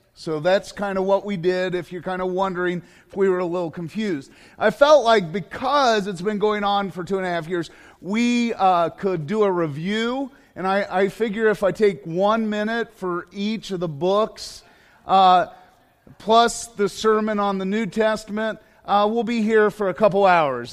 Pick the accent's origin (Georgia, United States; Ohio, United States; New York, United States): Ohio, United States; Johnstown; I'm from Johnstown.